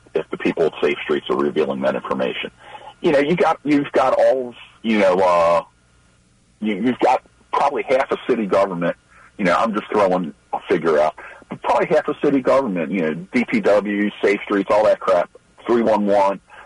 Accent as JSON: {"language": "English", "town": "Baltimore", "region": "Maryland", "country": "United States", "tie": "born or raised there", "said": "born and raised in Baltimore City"}